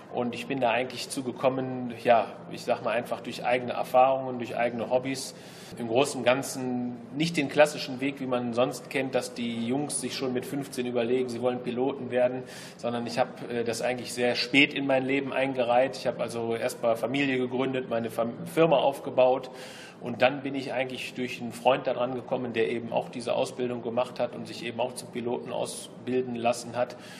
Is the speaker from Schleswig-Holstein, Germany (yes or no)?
no; Solingen, North Rhine-Westphalia, Germany; Also ich bin natürlich Solinger, muss ich natürlich ganz klar sagen. Ich äh, bin also gebürtig äh, aus Solingen-Wald und äh, lebe, solange ich eben lebe, in Solingen.